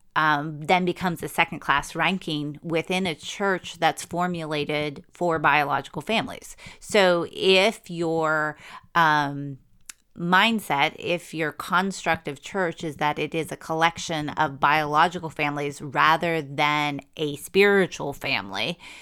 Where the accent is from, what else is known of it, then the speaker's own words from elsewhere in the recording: United States; as an American